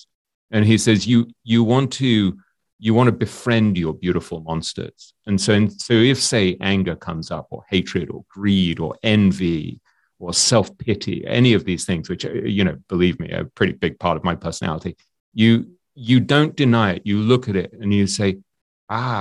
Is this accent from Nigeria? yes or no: no; England, United Kingdom; I'm English